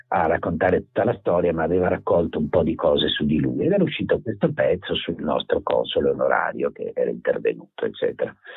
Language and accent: Italian; Venice, Veneto, Italy; io sono originario di Mestre, vicino a Venezia